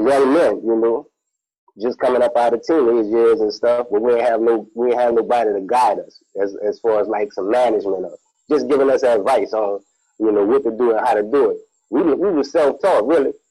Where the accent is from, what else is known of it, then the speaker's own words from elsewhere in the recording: New Orleans, Louisiana, United States; I'm from New Orleans